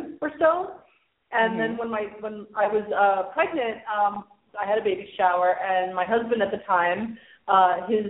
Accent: New York, United States; moved away as an adult; I was born in New York, and I lived there until I was 23.

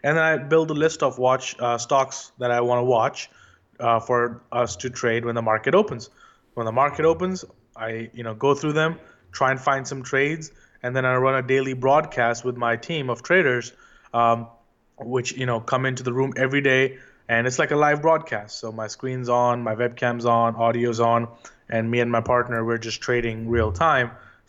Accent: India; moved away as an adult; also born or lived in London; now in New York, United States; I was born and raised in India, and I was always, you know, interested in learning about the stock market at Wall Street.

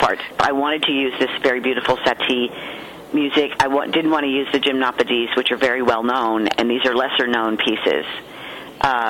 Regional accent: Houston, Texas, United States; moved away; I came from Allegro Ballet, which was in Houston. So when I was a teenager, I was involved in that RDA movement.

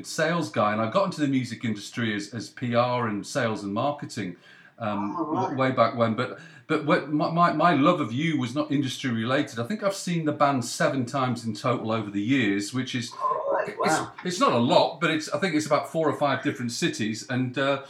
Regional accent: Leeds, Yorkshire and the Humber, United Kingdom; born there; also born or lived in North West England; Well, I was born in Leeds. I went to Loughborough Grammar School, but most of my family are in Cheshire, the northwest. So I've been quite nomadic, to be frank, Ray. But northwest is my home.

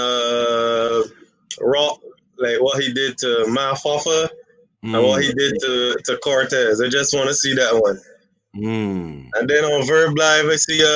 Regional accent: Barbados; from Barbados, man. I'm not like in the U.S. No, I'm literally in Barbados.

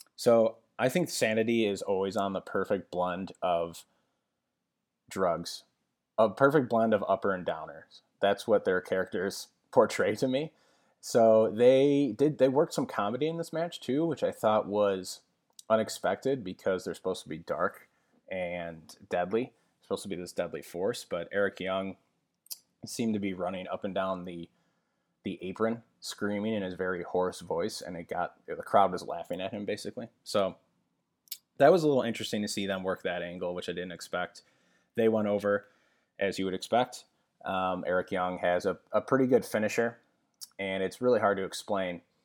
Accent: West Suburbs of Chicago, Illinois, United States; now in Chicago, United States; I'm originally from the West Suburbs, but that's where we currently live

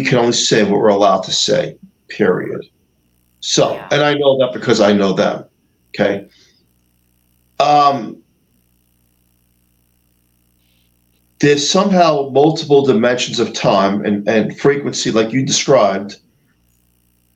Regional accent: New York, United States; I'm a New Yorker

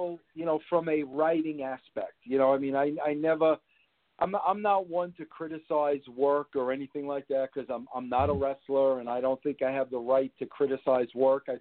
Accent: New York City, New York, United States; I was born in Brooklyn

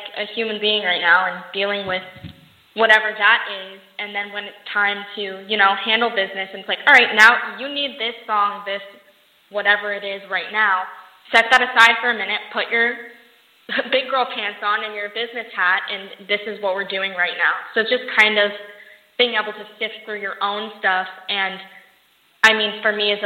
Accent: Las Vegas, Nevada, United States; also born or lived in Los Angeles; I actually travel back and forth from Los Angeles and my hometown, Las Vegas, all the time

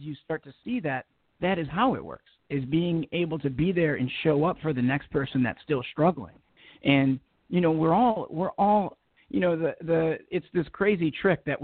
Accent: Detroit, Michigan, United States; now in Los Angeles, United States; I'm born and raised in, you know, just outside of Southwest Detroit, about 10 minutes from downtown Detroit in Michigan.

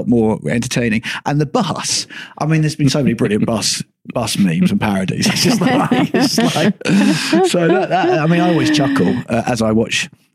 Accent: United Kingdom; now in Finland; I like being a British European

